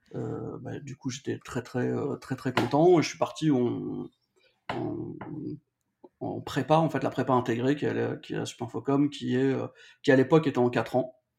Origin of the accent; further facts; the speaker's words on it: Valenciennes, Hauts-de-France, France; je suis du nord de la France, je viens de Valenciennes